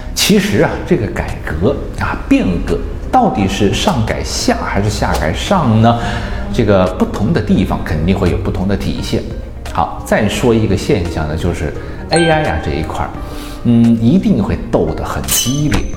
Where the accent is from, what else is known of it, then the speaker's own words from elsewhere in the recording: Wuhan, Hubei, China; 这是我们武汉人的一句话